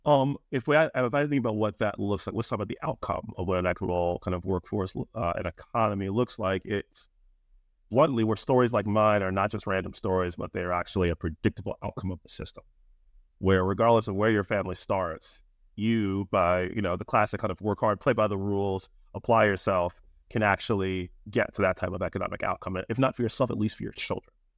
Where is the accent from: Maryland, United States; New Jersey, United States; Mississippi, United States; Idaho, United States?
Maryland, United States; I'm from Maryland, the University of Maryland